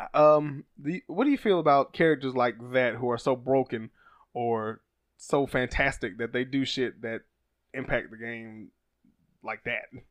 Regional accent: Alabama, United States; I'm from Alabama

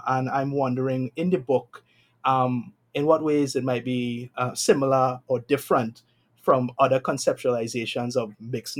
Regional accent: Trinidad & Tobago; I'm Trinidadian

